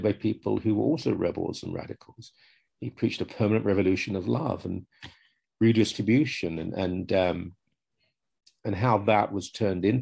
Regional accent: United Kingdom; moved away; I'm 63, growing up in Britain

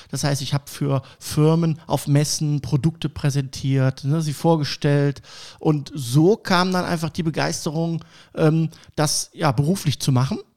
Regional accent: Cologne, North Rhine-Westphalia, Germany; accent: Kölsch; äh, komme gebürtig aus Köln. Ich hoffe, dass man das nicht an meiner Stimme äh, so hört. Ich habe immer noch so einen leichten Kölsch-Slang ne, ab und zu.

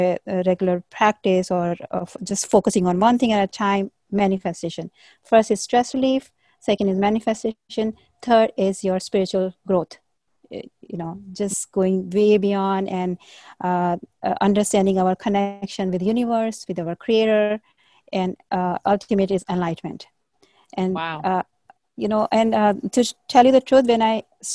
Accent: India; I was born and brought up in India

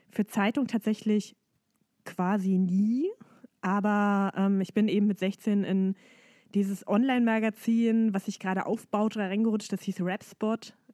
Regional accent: Dessau, Saxony-Anhalt, Germany; Das ist meine Heimatstadt. Und ähm, es gab damals eben nicht so viele Möglichkeiten, Gesangsunterricht zu nehmen.

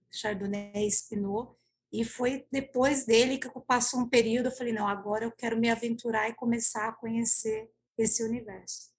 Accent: Ibiúna, São Paulo, Brazil; Eu sou de Ibiúna, aqui do interior de São Paulo, ao lado de São Roque

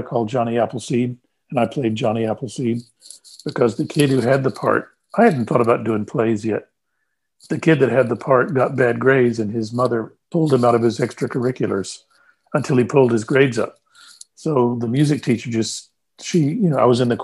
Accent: San Antonio, Texas, United States; moved away as an adult; also born or lived in New York / Los Angeles; Born and raised in San Antonio, Texas, and grew up there in the same house

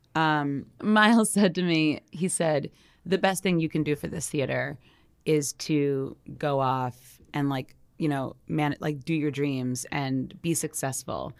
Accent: New York, United States; I'm from New York

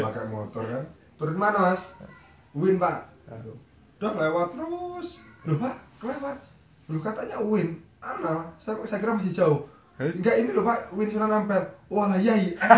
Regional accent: Lampung, Indonesia; moved away as an adult; also born or lived in Surabaya; saya kelahiran Lampung

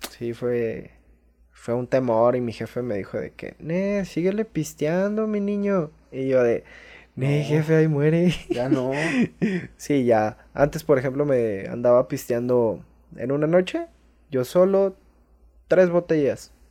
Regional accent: Villa de Arista, San Luis Potosí, Mexico; Mi pueblo allá en San Luis Potosí

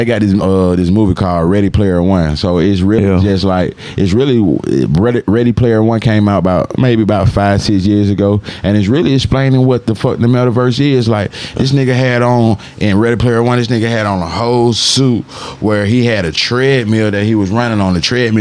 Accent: Atlanta, Georgia, United States; growing up in Atlanta, we had games

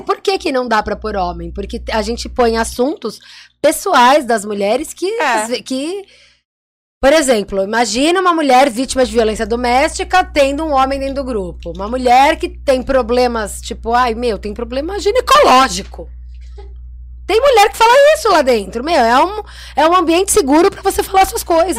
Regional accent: Santos, São Paulo, Brazil; Nós nascemos como empreendedoras 013, porque nós somos de Santos

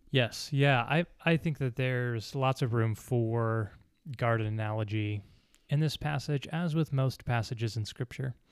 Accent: United States; we're Americans

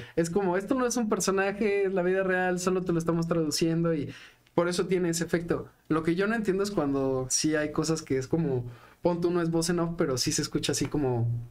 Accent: Mexico City, Mexico; born or raised there

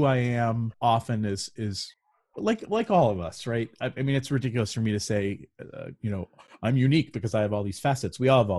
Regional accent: Connecticut, United States; also born or lived in Hawaii / California / Indiana / Illinois; So I'm from New England. I've lived all over the country. I've lived in Hawaii, California, Indiana, Illinois, New Jersey, Connecticut. Is where I'm from originally, and now I'm in Western Pennsylvania

